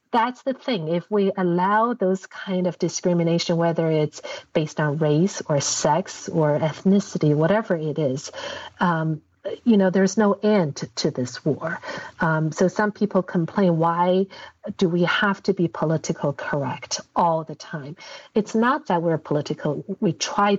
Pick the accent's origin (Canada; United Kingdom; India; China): China; now in United States; I came to America, I think now that I know what America is like, obviously, I'm more American than Chinese in many ways